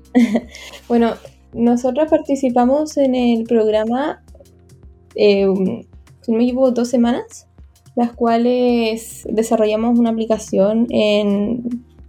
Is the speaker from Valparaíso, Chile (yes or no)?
no; Vallenar, Atacama, Chile; soy de Vallenar